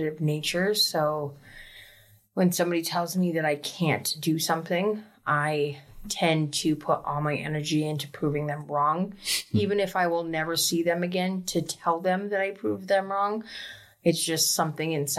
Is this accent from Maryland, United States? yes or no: no; Rumford, Maine, United States; also born or lived in Portland, Maine / Florida; I am from Rumford, Maine. I grew up in a very abusive home to where when I was 16, I ran away and moved to Portland, Maine.